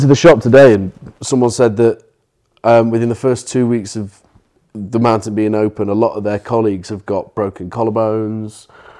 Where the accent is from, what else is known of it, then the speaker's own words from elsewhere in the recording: United Kingdom; as a British person